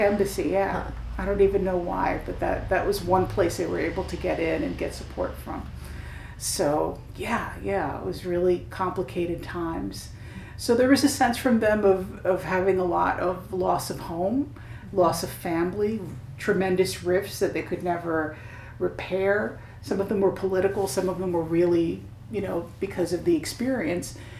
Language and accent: English; New York City, New York, United States; when I was a kid, I grew up in Park Slope, in Park Slope, Brooklyn